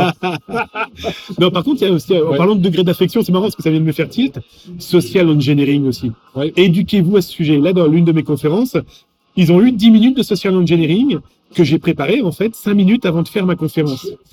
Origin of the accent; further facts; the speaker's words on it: France; accent: French; mon accent français